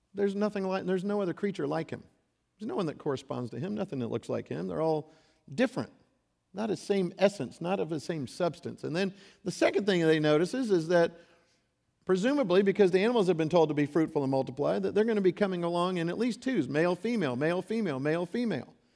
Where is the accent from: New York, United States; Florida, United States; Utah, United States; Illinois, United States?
Florida, United States; Gulf Coast of; I grew up on the Gulf Coast of Florida